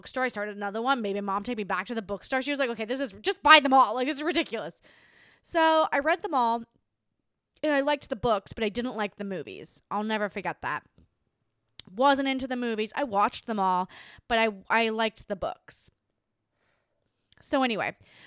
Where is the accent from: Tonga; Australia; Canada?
Australia; Hobart, Tasmania; my hometown in Tasmania